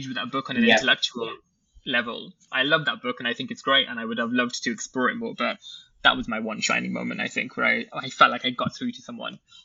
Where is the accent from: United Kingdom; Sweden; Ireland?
United Kingdom; I was born in Britain. I consider myself to be British, but I also consider myself to be Pakistani and Muslim